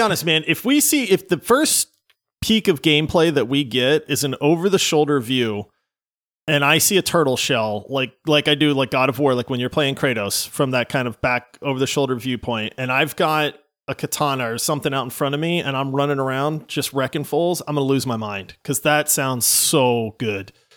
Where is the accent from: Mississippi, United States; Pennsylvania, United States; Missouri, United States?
Pennsylvania, United States; moved away; I grew up in Pennsylvania.